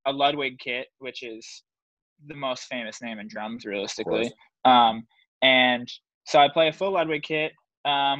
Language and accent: English; New York, United States; growing up in New York